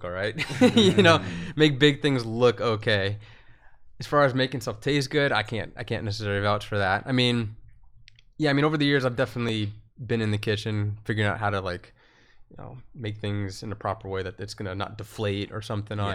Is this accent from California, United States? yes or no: no; Boston, Massachusetts, United States; I grew up in Boston.